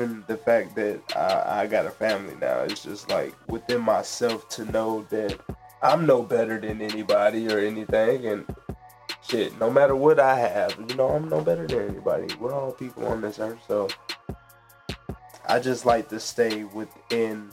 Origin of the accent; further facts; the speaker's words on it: Marietta, Georgia, United States; also born or lived in Fort Gordon, Richmond County, Georgia; I grew up in Marietta, man. That's where I'm from.